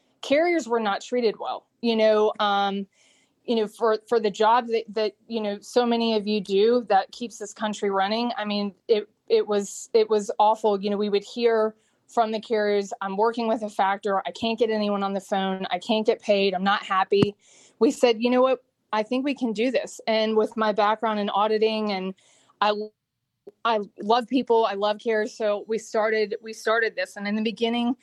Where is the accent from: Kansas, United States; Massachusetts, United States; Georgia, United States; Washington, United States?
Georgia, United States; Atlanta; I am from Atlanta. I went to Georgia Tech